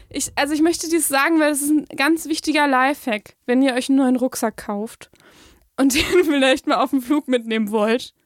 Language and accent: German; Germany; als typischer Deutscher